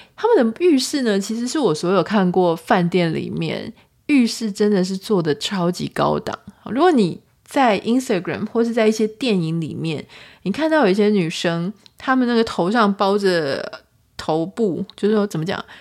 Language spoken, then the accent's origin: Chinese; Taiwan; 我是台湾人